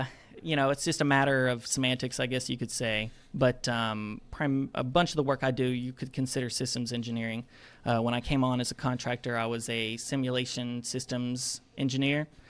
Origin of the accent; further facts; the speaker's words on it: Madison, Alabama, United States; I am from Madison, Alabama, which is that small town surrounded by Huntsville